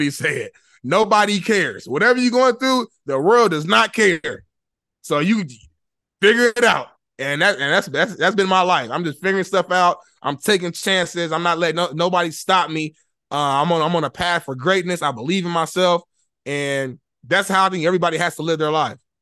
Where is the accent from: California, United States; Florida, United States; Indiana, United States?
Indiana, United States; Indianapolis; moved away as an adult; now in Los Angeles, United States; I'm from Indianapolis, Indiana. I grew up, I grew up poor.